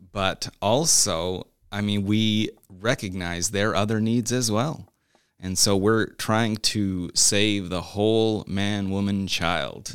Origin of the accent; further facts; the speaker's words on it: Newfoundland and Labrador, Canada; moved away as an adult; also born or lived in Montreal / Winston-Salem, North Carolina; now in United States; part of my growing up was in Newfoundland, Canada